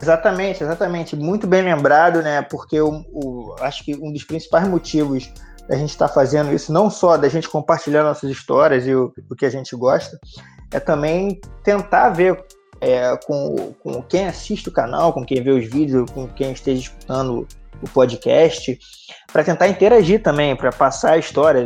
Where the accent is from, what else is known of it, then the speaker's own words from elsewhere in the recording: Rio de Janeiro, Brazil; moved away as an adult; now in Canada; Eu sou do Rio, sou carioca, nascido e criado em Bangu, torcedor do Vasco